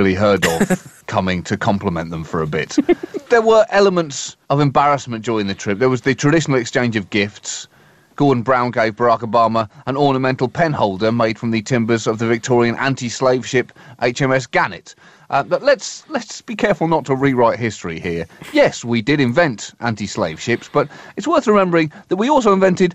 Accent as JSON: {"language": "English", "country": "United Kingdom", "said": "as a British person"}